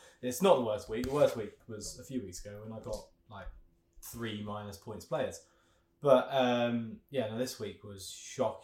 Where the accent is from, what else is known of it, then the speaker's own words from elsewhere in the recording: United Kingdom; I grew up just outside North London.